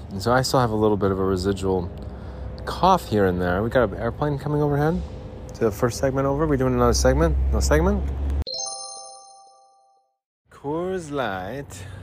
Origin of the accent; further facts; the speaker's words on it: Salt Lake City, Utah, United States; When the mountains turn blue, it's as cold as the Rockies, and I would know. I'm from Salt Lake City.